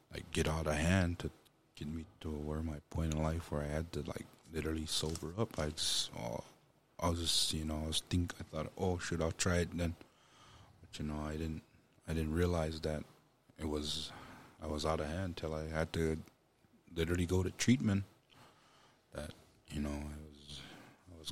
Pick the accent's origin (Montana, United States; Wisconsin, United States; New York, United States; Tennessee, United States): Montana, United States; Pryor; also born or lived in Billings, Montana / Hardin, Montana; I grew up in Pryor, Montana. That's where I was raised